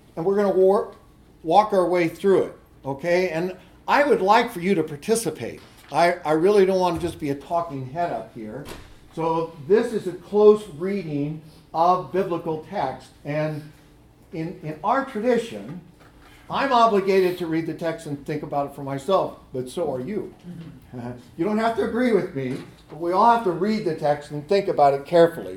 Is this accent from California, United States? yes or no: yes; California, United States; moved away; I grew up in California